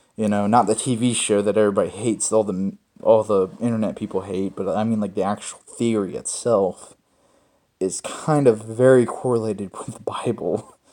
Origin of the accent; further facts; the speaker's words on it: Mississippi, United States; I was born in Mississippi